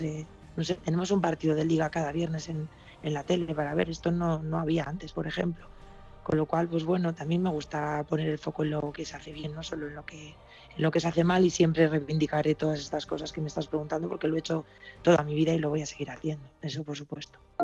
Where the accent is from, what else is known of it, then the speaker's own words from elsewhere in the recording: Basque Country, Spain; also born or lived in San Sebastián; para jugar las, las categorías de ahí me llevaron a la selección de Euskadi